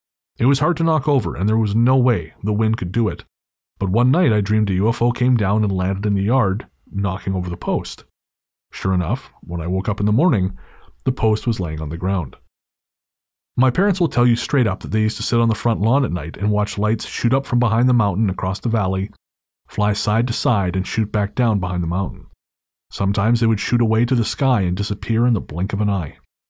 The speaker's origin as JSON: {"language": "English", "town": "Golden", "region": "British Columbia", "country": "Canada", "tie": "born or raised there", "said": "I am from Golden, which is about an hour north of Radium on Highway 95, and grew up 15 minutes south of town on a farm in the mountains."}